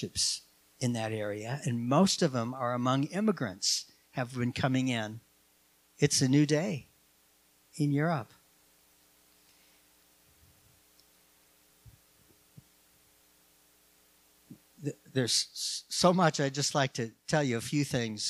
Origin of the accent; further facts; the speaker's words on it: Minnesota, United States; moved away; I grew up in Minnesota